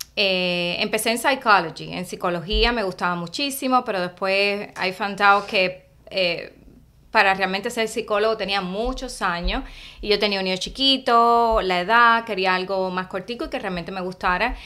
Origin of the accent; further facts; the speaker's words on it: Cuba; moved away as an adult; now in Miami, United States; yo vine de Cuba y empecé en Miami Day. y ya tenía como 26 años at that time